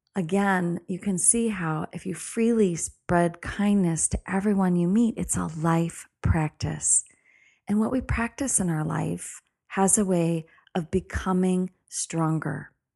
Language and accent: English; United States; being an American